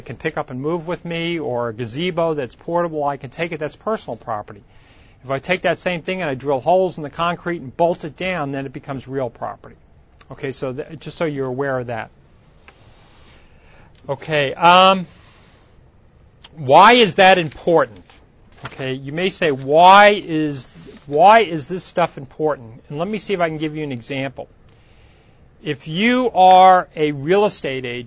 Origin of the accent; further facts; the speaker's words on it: Long Island, New York, United States; now in California, United States; When I grew up in New York, there was a lake in Long Island called Lake Ronkonkoma.